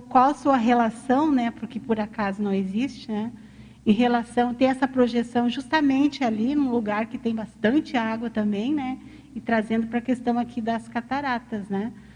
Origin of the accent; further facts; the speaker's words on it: Rio Grande do Sul, Brazil; eu sou do Rio Grande do Sul